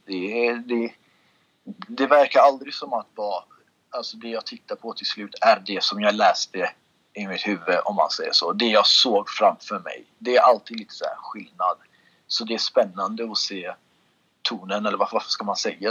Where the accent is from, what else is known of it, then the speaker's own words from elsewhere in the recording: Sweden; moved away as an adult; also born or lived in Russia / Kurdistan; now in Los Angeles, United States; jag är uppvuxen i Sverige, det är jag. Men lite uppvuxen i Ryssland var jag också